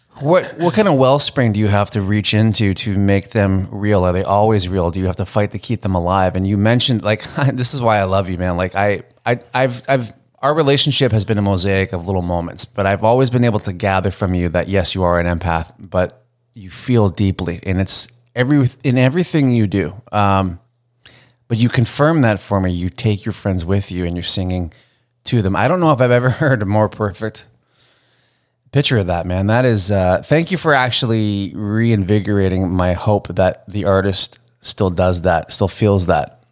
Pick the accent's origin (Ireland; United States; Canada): Canada; a Canadian musician coming up